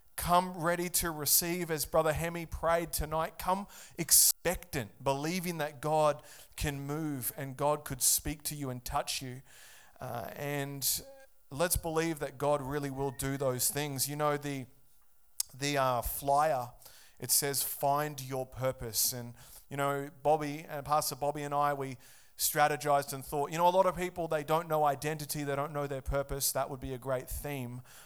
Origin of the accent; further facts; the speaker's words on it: Australia; I'm an Aussie, and in Australia, we're founded on Christian values